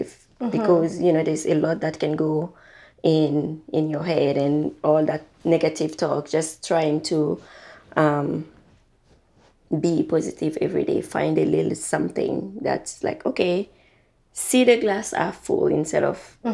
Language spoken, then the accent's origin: English; Burkina Faso; moved away; I'm from Burkina Faso